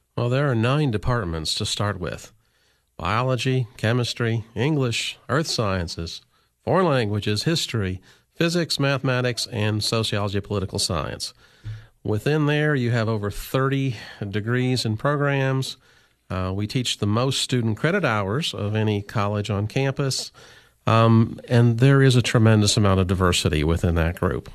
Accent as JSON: {"language": "English", "region": "Illinois", "country": "United States", "tie": "born or raised there", "also_born_or_lived": "New York / Ohio", "moved": "as an adult", "lives_now": "Cookeville, United States", "said": "I grew up in Illinois."}